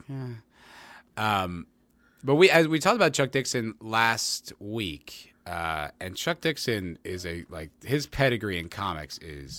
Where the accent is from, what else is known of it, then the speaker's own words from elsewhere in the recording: South Africa; I'm from South Africa, so I might be a little biased